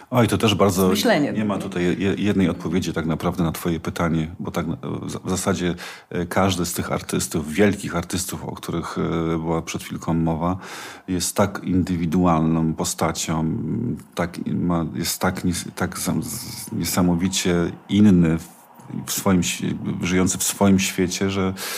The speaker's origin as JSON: {"language": "Polish", "region": "Silesian Voivodeship", "country": "Poland", "tie": "born or raised there", "said": "Ja mieszkam, wychowałem się na Górnym Śląsku"}